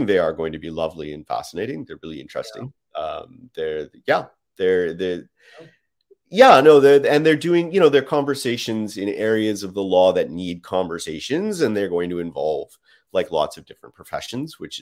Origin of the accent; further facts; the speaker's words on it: Canada; We're Canadian